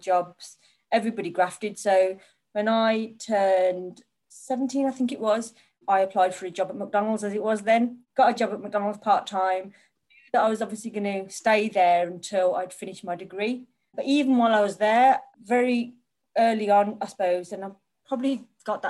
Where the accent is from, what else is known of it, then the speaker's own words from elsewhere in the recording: Birmingham, West Midlands, United Kingdom; I grew up in Birmingham